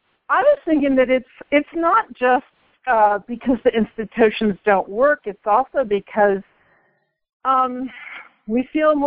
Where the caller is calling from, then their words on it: Boulder, Colorado, United States; Hi, it's your friend from Boulder.